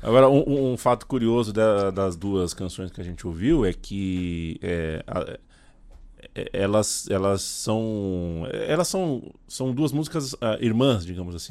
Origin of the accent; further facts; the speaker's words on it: Brazil; A gente é brasileiro